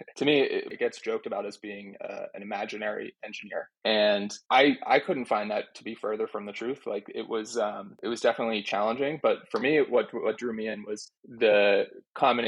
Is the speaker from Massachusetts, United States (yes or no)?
yes; Boston, Massachusetts, United States; I grew up in the Boston area too, where I live now